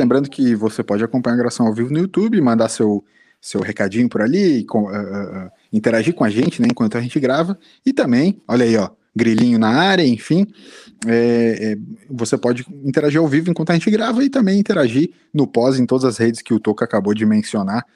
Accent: Brazil; como brasileiro

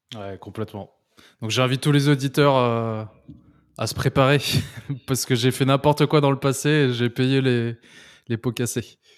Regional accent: France; en tant que Français

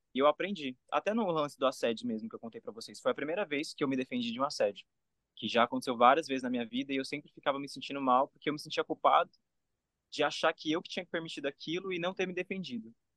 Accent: Brazil; moved away as an adult; só por ter crescido no Brasil

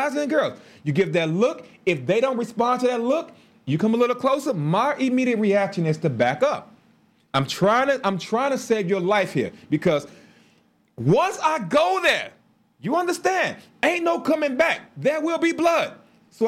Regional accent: Chicago, Illinois, United States; We grew up in Chicago

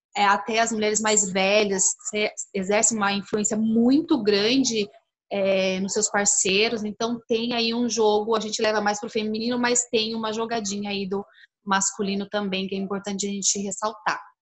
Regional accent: São Paulo, Brazil; now in Curitiba, Brazil; Eu moro em Curitiba, mas eu nasci em São Paulo

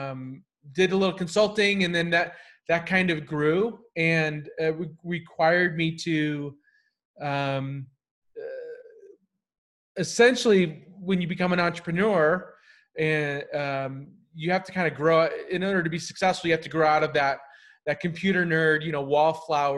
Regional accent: Whittier, California, United States; I went to school in near LA, in a town called Whittier.

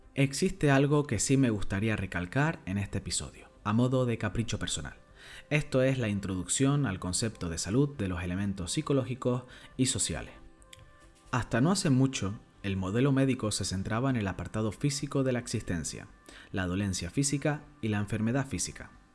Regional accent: Canary Islands, Spain; soy un canario cada vez más orgulloso

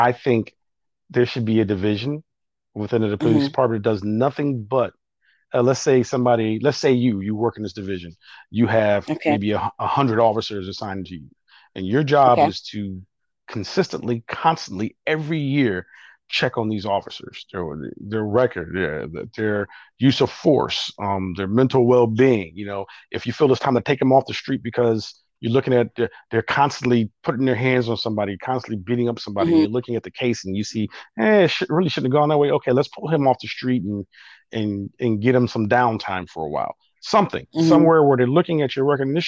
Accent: Buffalo, New York, United States; moved away; growing up in Buffalo as a kid

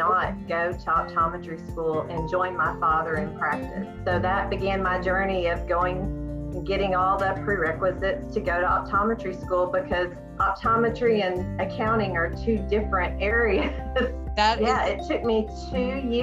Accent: Searcy, Arkansas, United States; moved away as an adult; also born or lived in Illinois; I am born and raised in Searcy, Arkansas.

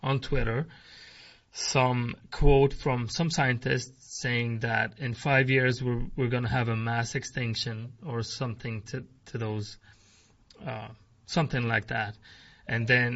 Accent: Sweden; I'm from Sweden, the country

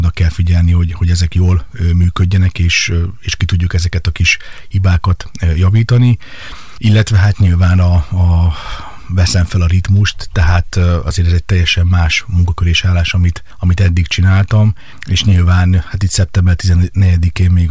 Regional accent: Kecskemét, Bács-Kiskun, Hungary; moved away as an adult; also born or lived in Budapest; Kecskeméten születtem, itt éltem 28 éves koromig

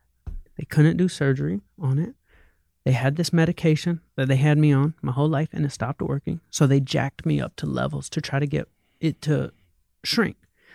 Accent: the South, United States; And I'm from hip hop. I'm from the South.

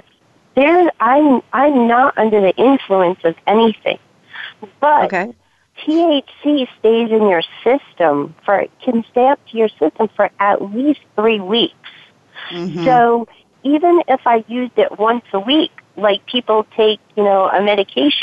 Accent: Massachusetts, United States; now in California, United States; I'm from Massachusetts. I'm in California now, but where I was living

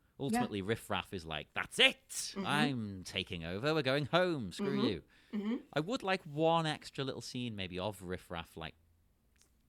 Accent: England, United Kingdom; I am English

